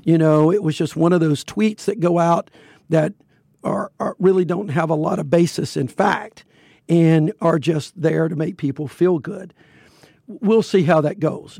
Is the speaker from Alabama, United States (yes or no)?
yes; Fairfield, Alabama, United States; I grew up in Fairfield, which was a huge steel mill, uh, making facility